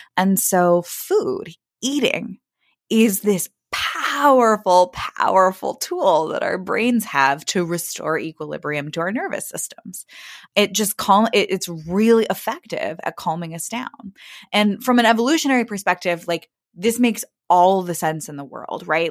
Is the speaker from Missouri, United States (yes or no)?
yes; Kansas City, Missouri, United States; now in Brooklyn, United States; I grew up in Kansas City, Missouri.